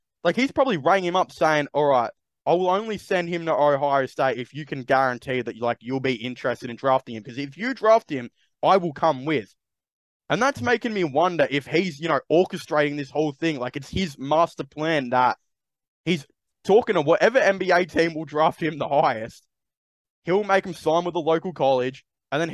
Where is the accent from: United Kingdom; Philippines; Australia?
Australia; as an Australian